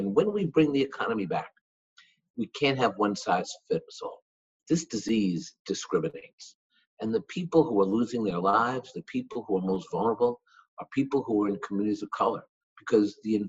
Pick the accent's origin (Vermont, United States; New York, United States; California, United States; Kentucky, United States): New York, United States; New York City; I grew up in Washington Heights, uptown.